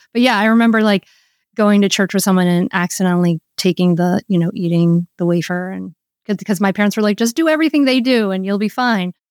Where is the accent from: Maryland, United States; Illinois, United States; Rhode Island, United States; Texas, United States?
Rhode Island, United States; I grew up in Rhode Island